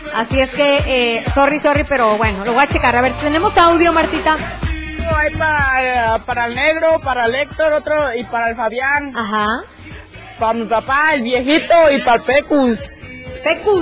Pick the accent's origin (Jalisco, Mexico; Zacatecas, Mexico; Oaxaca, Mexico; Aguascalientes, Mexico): Aguascalientes, Mexico; Calvillo; Soy de acá de Aguascalientes